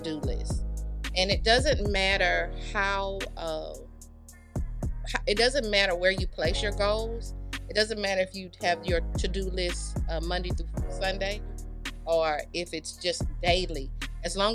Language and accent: English; Houston, Texas, United States; I am originally from Houston